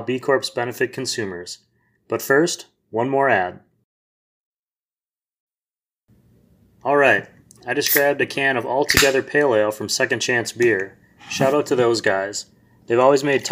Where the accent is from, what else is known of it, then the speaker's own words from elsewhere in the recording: Wisconsin, United States; moved away; I'm from Wisconsin